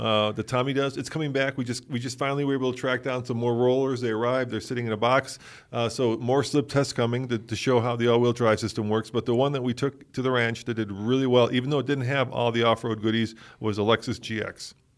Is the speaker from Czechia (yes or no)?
yes; Czechia; moved away; I'm Czech, and it, it, I was born in the Czech Republic